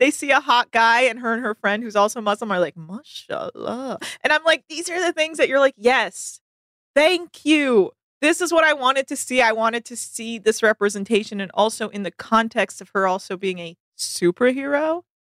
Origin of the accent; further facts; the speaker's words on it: California, United States; now in Los Angeles, United States; I obviously I grew up in the Bay Area, so I'm a Warriors person, but I also have lived in LA for over t- you know like ten years